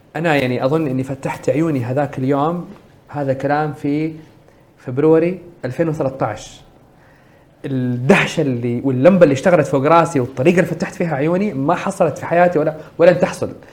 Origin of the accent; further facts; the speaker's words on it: Saudi Arabia; عندنا في السعوديه